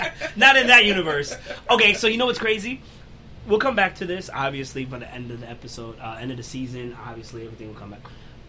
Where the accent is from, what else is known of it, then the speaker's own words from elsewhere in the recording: New York City, New York, United States; I'm from Brooklyn.